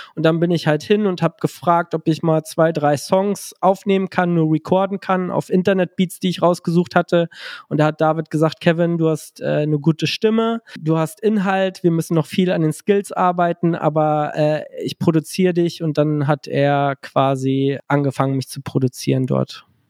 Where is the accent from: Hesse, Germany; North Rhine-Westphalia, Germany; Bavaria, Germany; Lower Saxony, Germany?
Lower Saxony, Germany; Gifhorn; now in Berlin, Germany; ich komme ja ursprünglich aus der Kleinstadt Gifhorn. Ähm, jetzt lebe ich ja in Berlin, aber damals war ich da regional sehr verwurzelt